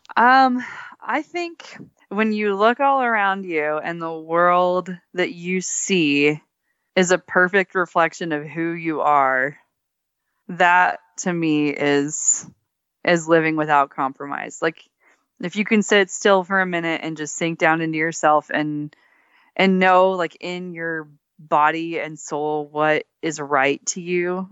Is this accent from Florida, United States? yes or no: no; Texas, United States; moved away; also born or lived in Alaska; I grew up in Texas